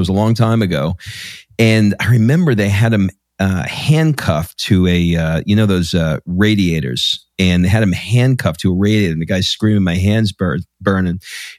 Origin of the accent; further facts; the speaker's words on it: New York City, New York, United States; I grew up in Queens in New York